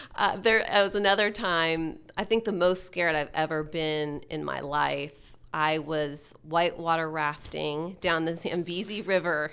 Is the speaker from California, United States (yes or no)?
no; Texas, United States; moved away as an adult; now in Seattle, United States; being a Texan fifteen years ago and growing up in Texas and coming to Seattle